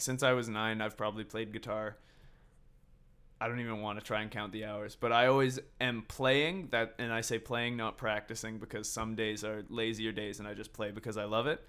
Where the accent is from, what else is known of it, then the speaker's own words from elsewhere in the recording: Victoria and Vancouver, British Columbia, Canada; And we're all from Victoria and Vancouver.